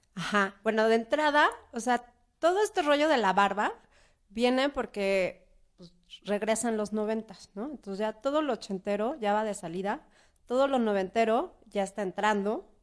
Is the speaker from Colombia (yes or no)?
no; Mexico City, Mexico; Yo soy oriunda de la Roma y en la Roma ves cada cosa